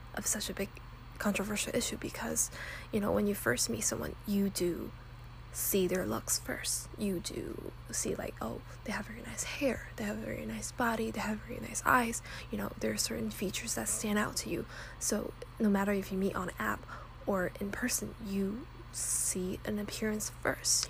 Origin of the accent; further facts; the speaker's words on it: Texas, United States; moved away as an adult; I came from Texas